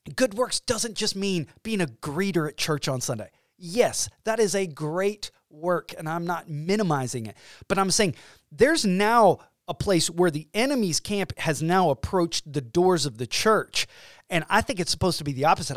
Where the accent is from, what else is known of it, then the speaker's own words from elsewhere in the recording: Georgia, United States; moved away as an adult; now in Illinois, United States; We have two kids, and we are from Georgia. We moved to Illinois